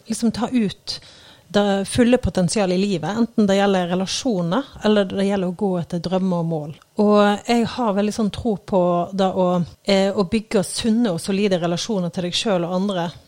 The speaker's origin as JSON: {"language": "Norwegian", "town": "Eikelandsosen", "region": "Vestland", "country": "Norway", "lives_now": "Oslo, Norway", "said": "Jeg kommer jo fra Eikelandsosen, en liten bygd utenfor, uh, utenfor Bergen, da. Uh, og, uh, men jeg har jo bodd utrolig mange forskjellige plasser. Nå bor jeg i Oslo, på Tøyen faktisk"}